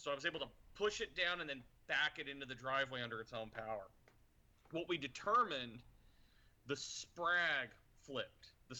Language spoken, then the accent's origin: English; East Coast, United States; So I grew up on the East Coast, and generally in the summer, water tends to be like.